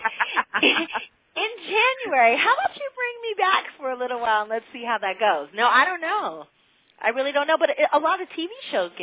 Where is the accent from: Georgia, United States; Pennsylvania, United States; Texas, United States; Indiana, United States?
Pennsylvania, United States; Pittsburgh; I'm from Pittsburgh